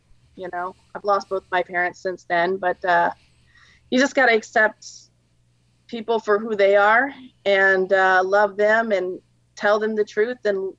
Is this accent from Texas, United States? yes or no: yes; Texas, United States; also born or lived in New York / Louisiana / Arizona; So, yeah, I grew up, I was born in New York and was raised in Texas and Louisiana and a little bit in Arizona. My parents moved around a lot.